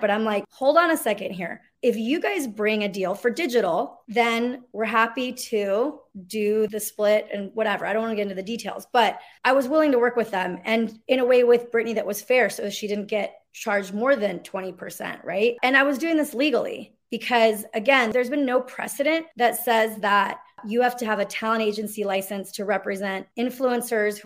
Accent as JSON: {"language": "English", "region": "Mexico City", "country": "Mexico", "tie": "born or raised there", "also_born_or_lived": "Los Angeles", "moved": "yes", "said": "I'm Mexican. I come from, you know, I was born in Mexico City"}